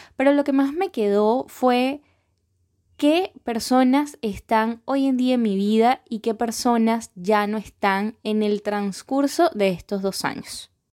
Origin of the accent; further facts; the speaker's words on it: Venezuela; moved away as an adult; now in Lima, Peru; yo soy venezolana y tengo dos añitos recién cumplidos viviendo acá